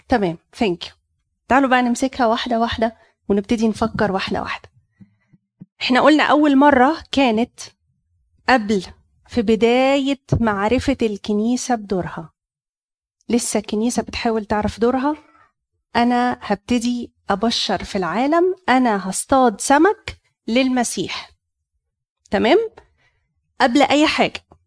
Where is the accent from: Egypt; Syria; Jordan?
Egypt; Cairo Governorate; عندنا في مصر القديمة